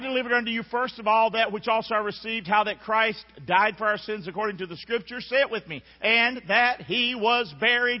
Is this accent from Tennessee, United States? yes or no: no; Rockingham, North Carolina, United States; I grew up in Rockingham.